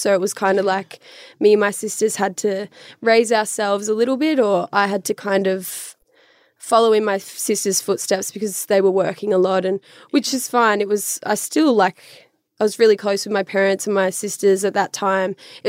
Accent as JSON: {"language": "English", "town": "Ipswich", "region": "Queensland", "country": "Australia", "tie": "born or raised there", "said": "I grew up in a pretty small town. Like, have you heard of Ipswich?"}